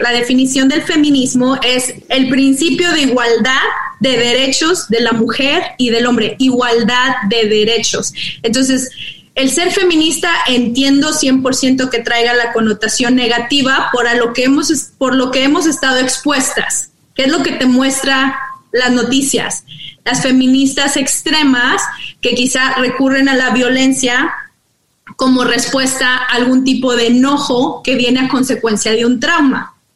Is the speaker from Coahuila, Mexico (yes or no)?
yes; Monclova, Coahuila, Mexico; now in United States; Yo soy originaria de Monclova, Coahuila entonces, creciendo allá en los noventas